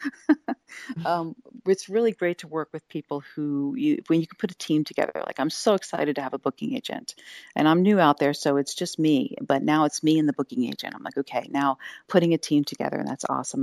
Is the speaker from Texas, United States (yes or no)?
no; Wilmington, Delaware, United States; moved away; also born or lived in Philadelphia / Santa Cruz / Austin / Vancouver, British Columbia; I was raised in Delaware, in the Wilmington, Delaware area.